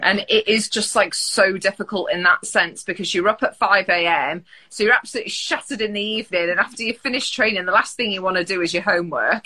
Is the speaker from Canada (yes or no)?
no; Mansfield, East Midlands, United Kingdom; I grew up in Mansfield, which not many place, people have heard